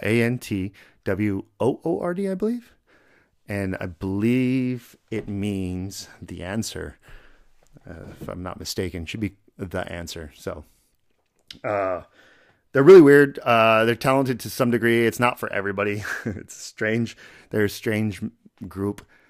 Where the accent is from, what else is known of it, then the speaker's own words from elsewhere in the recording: United States; I'm from here. I'm American